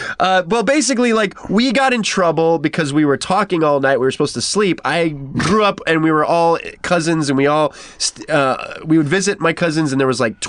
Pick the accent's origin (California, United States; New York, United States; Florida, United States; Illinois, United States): California, United States; Modesto; moved away; I grew up in Modesto, which is up north.